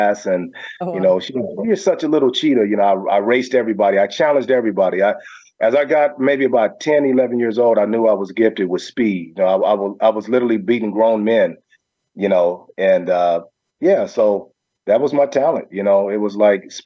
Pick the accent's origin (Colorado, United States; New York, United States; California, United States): California, United States; Los Angeles; growing up in South Central L.A., it was all about the Raiders